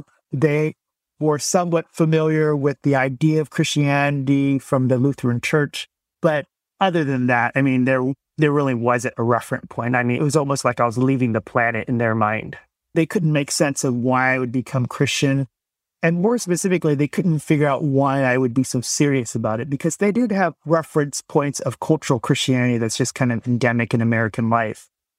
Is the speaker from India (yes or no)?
no; Vietnam; now in United States; Our family had some initial run-in with the church because we're Vietnamese immigrants. We came in 1975 at the end of the Vietnam War.